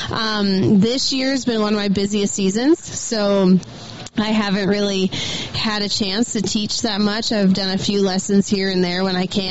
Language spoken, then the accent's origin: English; Alberta, Canada; now in Helena, United States; I'm from Alberta